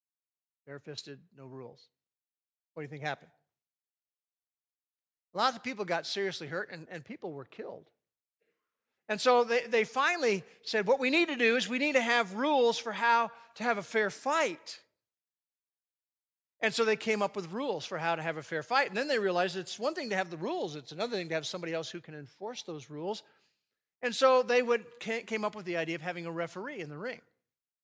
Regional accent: United States; I grew up in the New York, New Jersey area in two different stretches.

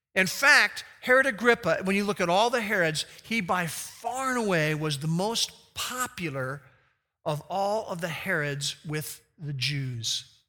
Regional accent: Glen Rock, New Jersey, United States; when I was growing up in Glen Rock, New Jersey

